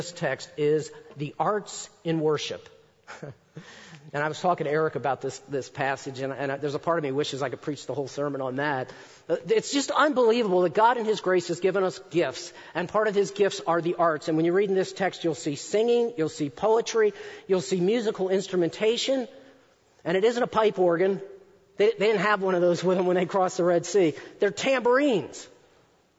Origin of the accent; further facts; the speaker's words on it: Baltimore, Maryland, United States; I grew up in Baltimore